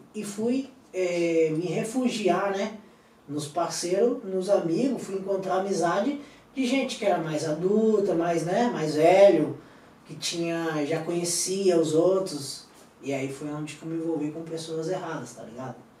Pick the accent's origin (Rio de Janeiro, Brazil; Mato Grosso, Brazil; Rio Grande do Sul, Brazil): Mato Grosso, Brazil; Cuiabá; also born or lived in Madrid; now in Spain; Eu sou de Cuiabá